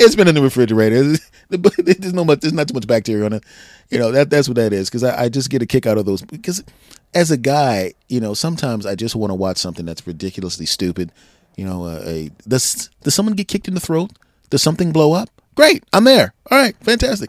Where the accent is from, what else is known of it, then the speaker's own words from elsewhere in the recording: Philadelphia, Pennsylvania, United States; born and raised in Philadelphia